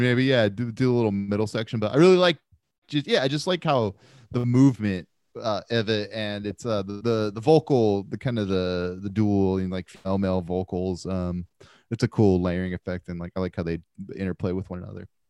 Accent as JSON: {"language": "English", "country": "United States", "said": "As an American"}